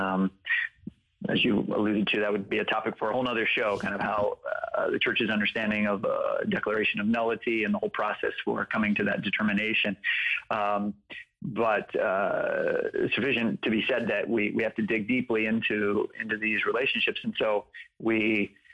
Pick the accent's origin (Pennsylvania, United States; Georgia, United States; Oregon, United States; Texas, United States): Georgia, United States; Atlanta; also born or lived in West Coast / New York; I was born out on the West Coast. We lived in upstate New York for a little while. We ultimately moved to Atlanta.